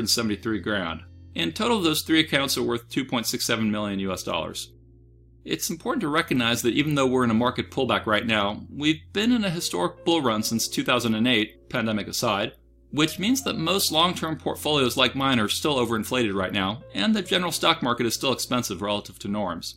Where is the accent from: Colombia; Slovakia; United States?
United States; I'm an American